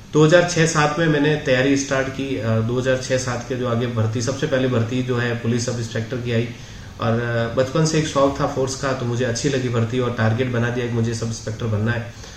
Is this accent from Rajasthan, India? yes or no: yes; Jodhpur, Rajasthan, India; moved away as an adult; now in Udaipur, India; मैं प्रॉपर जोधपुर का रहने वाला हूँ